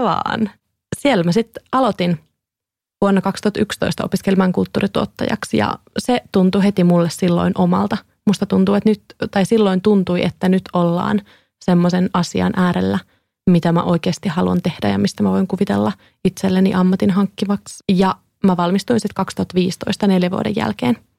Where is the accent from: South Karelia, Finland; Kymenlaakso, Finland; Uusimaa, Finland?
Kymenlaakso, Finland; Kouvola; moved away; Mä oon siis Kouvolasta, Kouvolan yhteiskoulun lukiosta